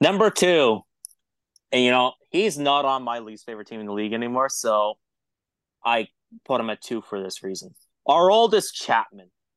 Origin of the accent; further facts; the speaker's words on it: an hour away from Toronto, Ontario, Canada; moved away; I grew up in Canada. I'm Canadian